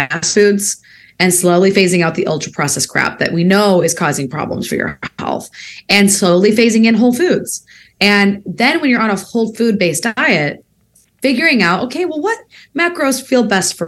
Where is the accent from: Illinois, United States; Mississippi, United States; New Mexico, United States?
Illinois, United States; Peoria; moved away as an adult; also born or lived in Bay Area, California; I spent time in Peoria, Illinois, my hometown